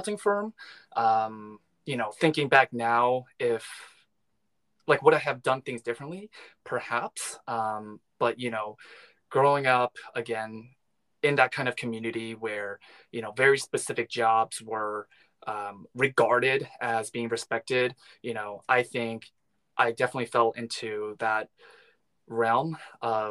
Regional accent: Long Island, New York, United States; moved away as an adult; now in Los Angeles, United States; I was born and raised in New York. I'm Korean American.

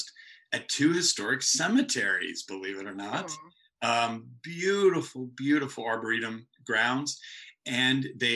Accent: Delaware County, Pennsylvania, United States; I grew up in Delaware County, Pennsylvania, on a wooded lot

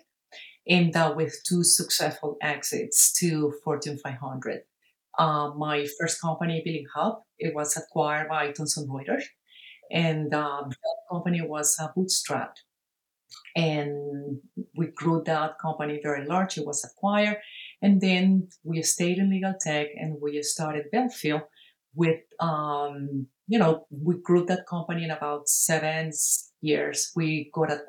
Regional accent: Caracas, Capital District, Venezuela; moved away as an adult; now in United States; I'm originally from Caracas, Venezuela

